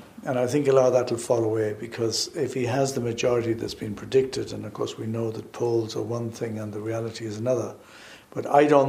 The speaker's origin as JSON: {"language": "English", "country": "Ireland", "said": "We have to understand, as Irish people, that the UK has been our shelter for a long time across many aspects."}